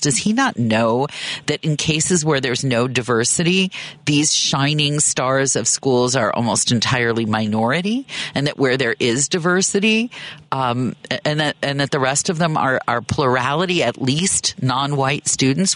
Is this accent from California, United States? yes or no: no; Chicago, Illinois, United States; moved away as an adult; also born or lived in Oakland; I moved back home to Chicago from Oakland